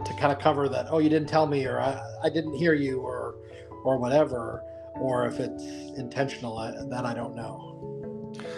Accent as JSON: {"language": "English", "town": "Buffalo", "region": "New York", "country": "United States", "moved": "yes", "lives_now": "North Carolina, United States", "said": "we're from the Buffalo, New York area originally, um, although we live in North Carolina now."}